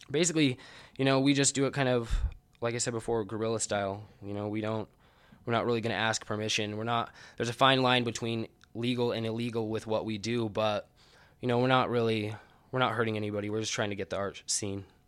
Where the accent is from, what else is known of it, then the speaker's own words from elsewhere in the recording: Ogden, Utah, United States; I grew up in Ogden and I'm an artist